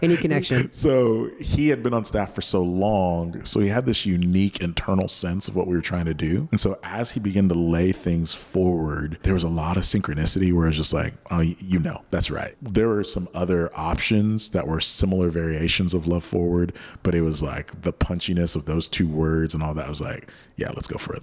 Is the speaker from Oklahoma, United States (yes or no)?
yes; Oklahoma, United States; moved away as an adult; now in South Bay, California, United States; grew up in Oklahoma